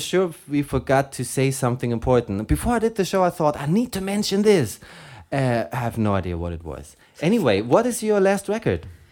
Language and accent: English; Germany; accent: German; English is a second language; my German accent